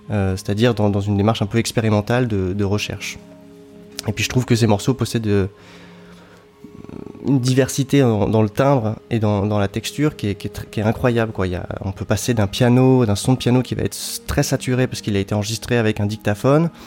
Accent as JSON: {"language": "French", "region": "Brittany", "country": "France", "tie": "born or raised there", "lives_now": "Lyon, France", "said": "je suis pas né à Lyon, moi je suis né en, Bretagne, je, suis, je viens du sud de la Bretagne dans un petit village au bord de la mer."}